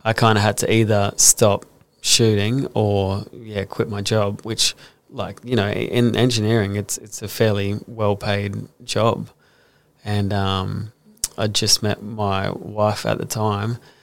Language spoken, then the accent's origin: English; Brisbane, Queensland, Australia; also born or lived in Gold Coast; I grew up in Brisbane